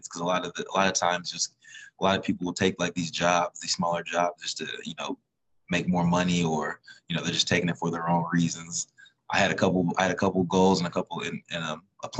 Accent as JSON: {"language": "English", "region": "Indiana", "country": "United States", "said": "we're from Indiana."}